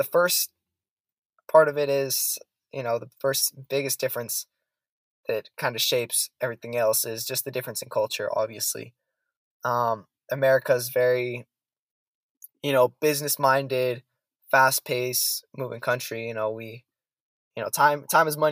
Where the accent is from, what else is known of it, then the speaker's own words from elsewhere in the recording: San Francisco Bay Area, California, United States; also born or lived in Zaragoza, Spain / Ithaca, New York; I am born and raised in California, San Francisco Bay Area. I'm a California kid.